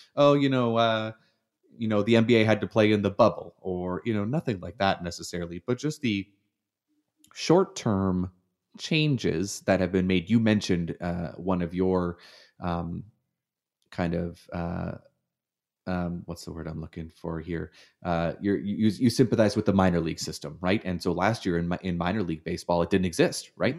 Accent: Hamilton, Ontario, Canada; moved away as an adult; now in United States; I grew up in Hamilton

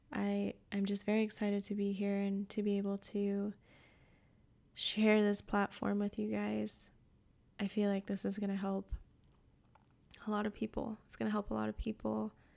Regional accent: Puerto Rico; now in North Carolina, United States; I live in the mountains of North Carolina, but I'm from Puerto Rico

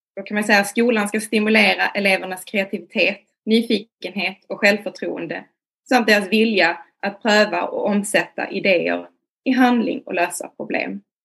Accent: Malmö, Skåne, Sweden; jag är från Malmö.

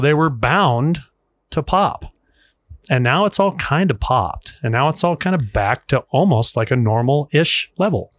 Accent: Utah, United States; moved away; I grew up in Utah.

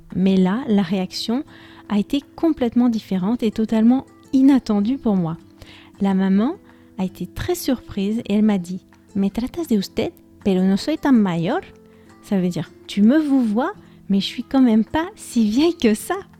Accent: France; first language French; moved away as an adult; now in Spain; j'ai grandi en France, j'y ai vécu jusqu'à l'âge de 20 ans

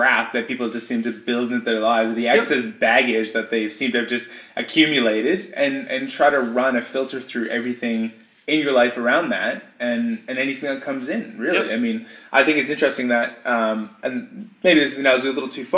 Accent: Canada; now in Australia; I'm Canadian, moved to Australia

